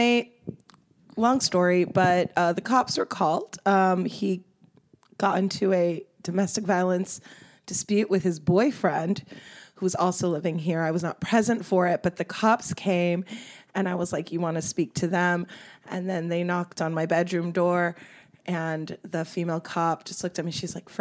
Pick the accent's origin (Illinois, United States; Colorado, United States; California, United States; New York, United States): California, United States; Los Angeles; I'm from Los Angeles, born and raised. I grew up in Mount Washington and Eagle Rock.